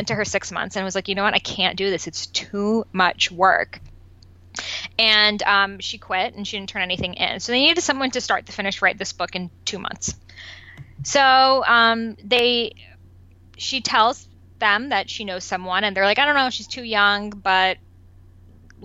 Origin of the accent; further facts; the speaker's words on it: Boston, Massachusetts, United States; first language Persian; English is a second language; moved away as an adult; also born or lived in Los Angeles; I grew up in Boston